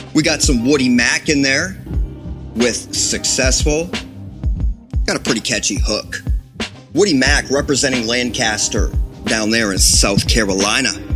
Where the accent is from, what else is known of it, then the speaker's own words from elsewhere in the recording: Ontario, Canada; as a Canadian